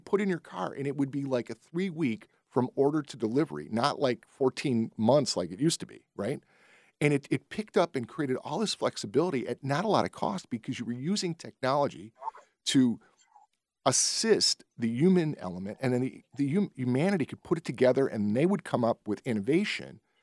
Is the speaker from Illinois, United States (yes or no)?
yes; Berwyn, Illinois, United States; I grew up in Berwyn